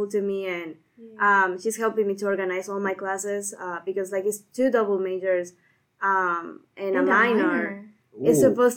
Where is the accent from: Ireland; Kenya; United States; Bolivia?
Bolivia; moved away as an adult; I am from Bolivia